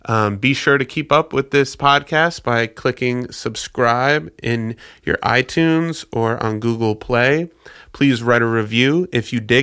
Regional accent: New York, United States; moved away as an adult; now in Nashville, United States; I'm from New York originally, so when I moved to Nashville 6 years ago

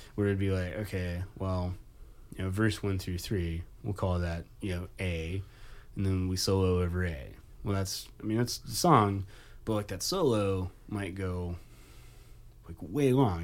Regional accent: Nashville, Tennessee, United States; moved away as an adult; I'm from Nashville

